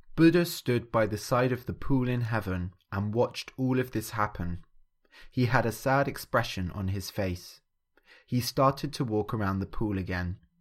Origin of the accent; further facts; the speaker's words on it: England, United Kingdom; growing up in England, I grew up, uh, Christian.